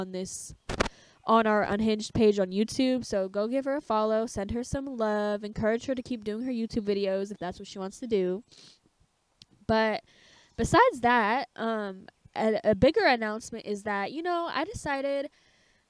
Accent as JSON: {"language": "English", "region": "California", "country": "United States", "also_born_or_lived": "Oregon", "moved": "as an adult", "said": "I am from California"}